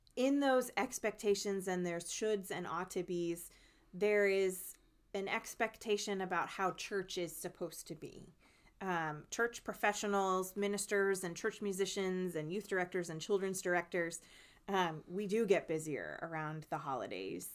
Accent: New Jersey, United States; my home state of New Jersey

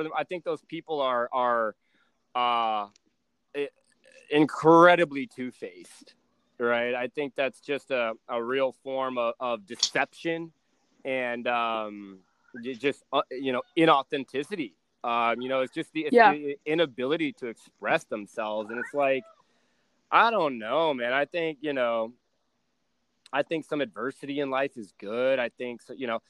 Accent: Texas, United States; I'm from Texas

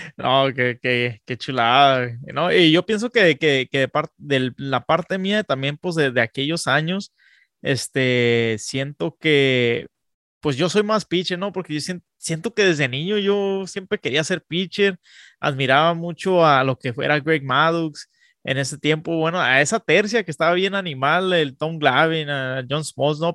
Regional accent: Tijuana, Baja California, Mexico; also born or lived in Texas; now in San Diego, United States; yo soy nacido en Tijuana, Baja California, pero soy criado pues en, en la frontera, la, la, neta, entre San Diego y Tijuana, San Diego y Tijuana.

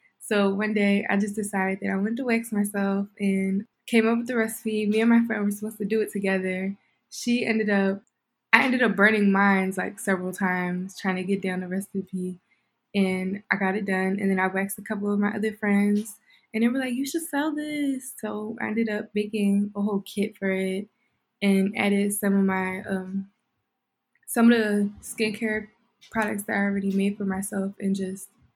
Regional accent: Philadelphia, Pennsylvania, United States; I'm 18 years old and I'm from Philly.

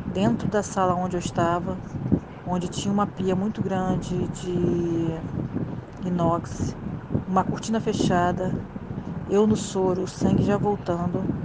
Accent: Rio de Janeiro, Brazil; eu sou do Rio de Janeiro

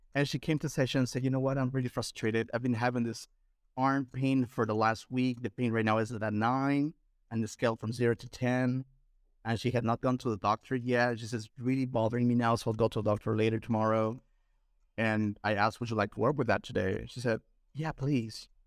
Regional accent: Lima, Peru; I'm from Peru

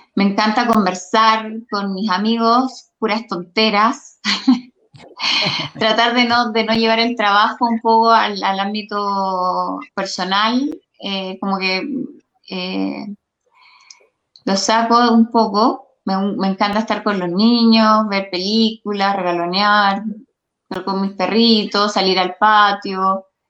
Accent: Quinta Normal, Santiago Metropolitan Region, Chile; yo soy nacida y criada en Quinta Normal

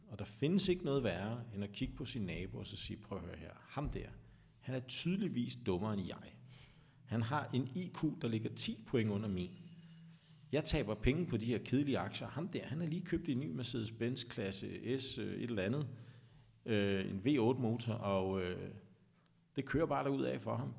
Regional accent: Vestegnen, Capital Region of Denmark, Denmark; jeg er jo fra Vestegnen

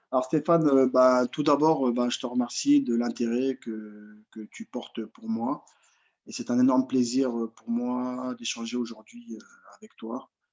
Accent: France; also born or lived in Mali; je suis franco-malien

